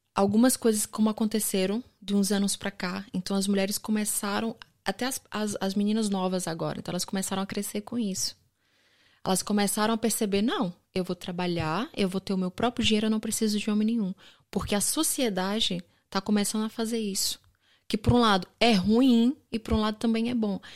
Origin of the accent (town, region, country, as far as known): Brazil; accent: Brazilian; moved away as an adult; now in Portugal